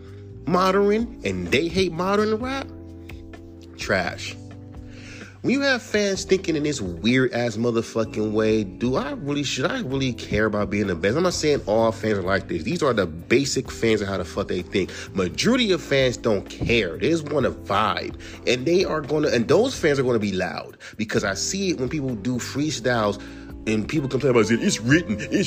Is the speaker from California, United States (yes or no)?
yes; California, United States; I'm from California